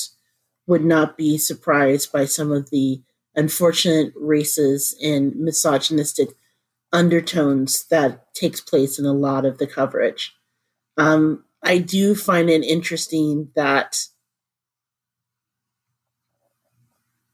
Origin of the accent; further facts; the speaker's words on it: Indianapolis, Indiana, United States; my hometown in Indianapolis